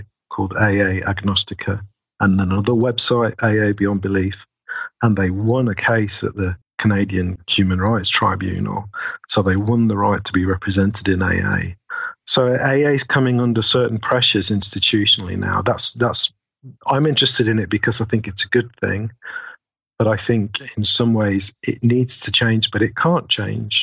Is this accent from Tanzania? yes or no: no; United Kingdom; I'm British after all